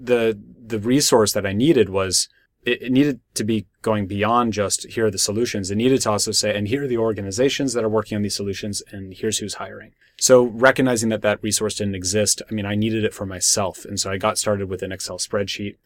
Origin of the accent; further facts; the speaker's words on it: Berkeley, California, United States; I'm someone who's born and raised in Berkeley